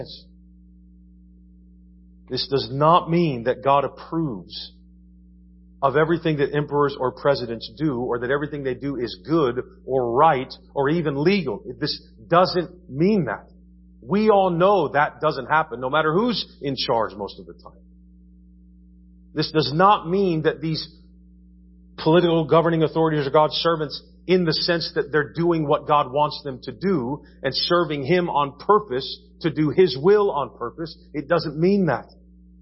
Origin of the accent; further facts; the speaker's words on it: United States